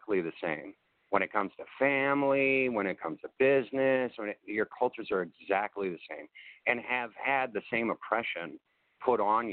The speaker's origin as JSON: {"language": "English", "town": "Chicago", "region": "Illinois", "country": "United States", "tie": "born or raised there", "also_born_or_lived": "Champaign, Illinois", "said": "I grew up in Chicago. And I had to, and yeah, I grew up in the burbs"}